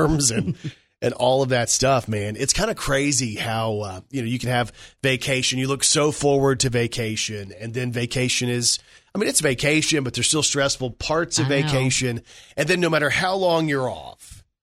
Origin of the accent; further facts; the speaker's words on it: Dallas, Texas, United States; I was born and raised in Dallas